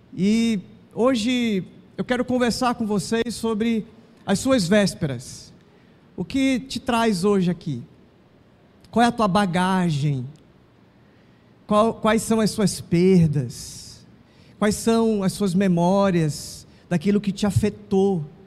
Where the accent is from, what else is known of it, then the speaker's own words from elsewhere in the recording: Manaus, Amazonas, Brazil; nasci aqui em Manaus